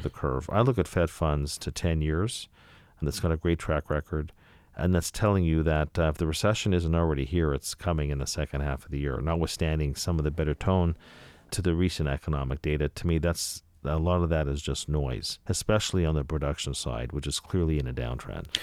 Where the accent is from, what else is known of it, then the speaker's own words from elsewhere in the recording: Canada; I'm from Canada